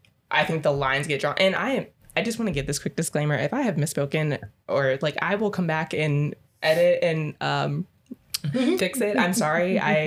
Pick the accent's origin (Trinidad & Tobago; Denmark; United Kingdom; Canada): Trinidad & Tobago; I'm Trinidadian, I don't really care if you know or not.